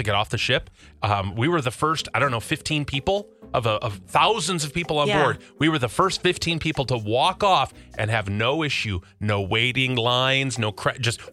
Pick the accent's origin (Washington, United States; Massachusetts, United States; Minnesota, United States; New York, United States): Minnesota, United States; I'm a Minnesotan